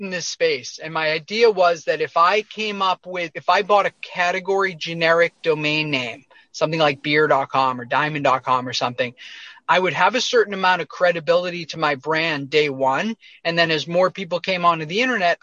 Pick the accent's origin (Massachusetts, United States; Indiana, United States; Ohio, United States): Massachusetts, United States; near Boston; moved away as an adult; I grew up near Boston, outside of Boston, Massachusetts, in a suburb